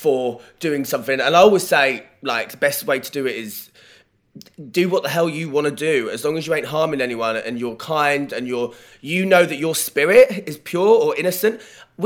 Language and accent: English; Norfolk, East of England, United Kingdom; moved away as an adult; now in London, United Kingdom; growing up in Norfolk